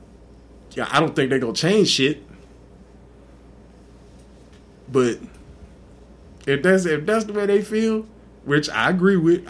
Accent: Texas, United States; I'm from Texas

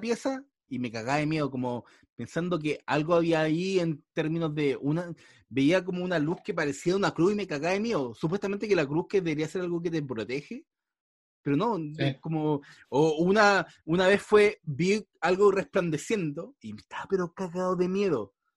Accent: Chile; uno, chileno, marcado generalmente por la Iglesia Católica o, y por todo lo que nos marca generalmente este país

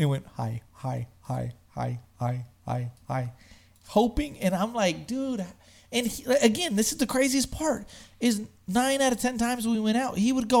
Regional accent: Smithville, United States; I'm from Smithville.

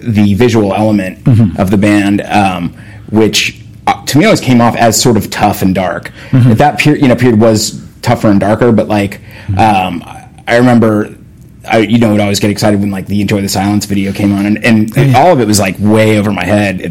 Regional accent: Southern California, United States; growing up in Southern California

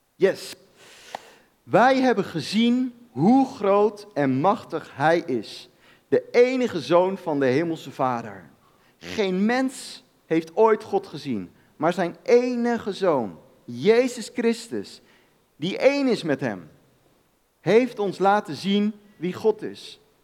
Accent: Netherlands

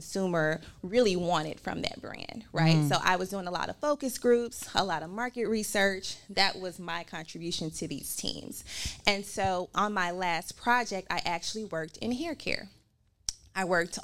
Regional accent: Memphis, Tennessee, United States; moved away as an adult; also born or lived in Tallahassee, Florida / Cincinnati, Ohio / New York; I'm born and raised in Memphis

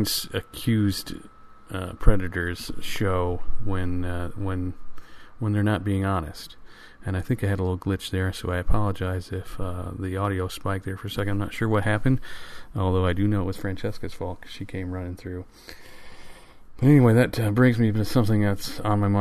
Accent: Michigan, United States; Michigan Radio, which is an NPR affiliate in my home state

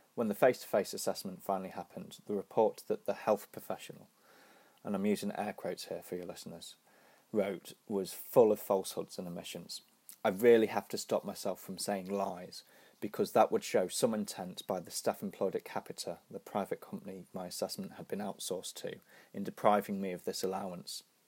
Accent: Nottingham, East Midlands, United Kingdom; my hometown, Nottingham

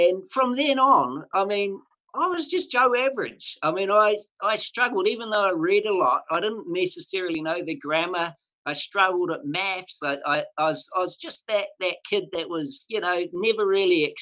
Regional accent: Mangakino, Waikato, New Zealand; When I was a young fellow, I was brought up in a place called Mangakino, which is just off the Waikato River

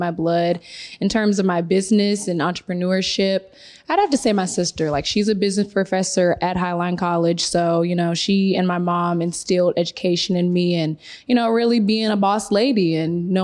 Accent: Georgia, United States; moved away; I'm originally from Georgia, Southern girl

